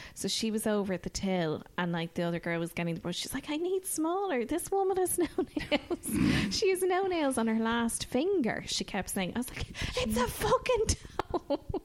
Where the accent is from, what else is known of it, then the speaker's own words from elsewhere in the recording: Ireland; as Irish people